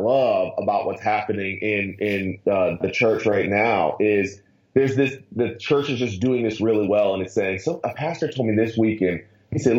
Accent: Akron, Ohio, United States; now in Atlanta, United States; I'm born and raised in Ohio, so that means the world to me. I was born in Akron, moved down to Atlanta

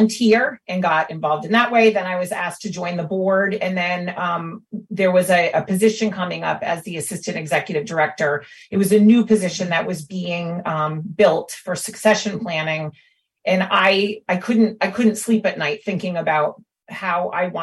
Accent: Newport, Rhode Island, United States; I was born and raised here in Newport

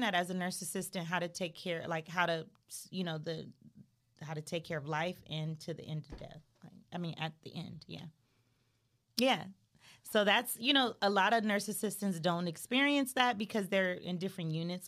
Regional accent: Los Angeles, California, United States; I'm from Crenshaw area.

